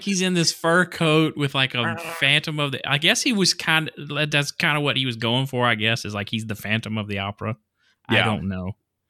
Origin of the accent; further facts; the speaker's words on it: Mississippi, United States; I'm actually from Mississippi, but I'm going to sound like I was raised in the Valley in California somewhere.